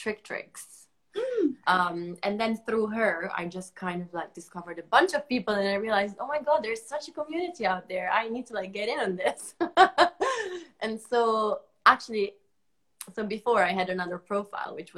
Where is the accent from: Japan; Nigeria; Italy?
Italy; English is a second language; moved away as an adult; also born or lived in United States / China; now in London, United Kingdom; I moved away from Italy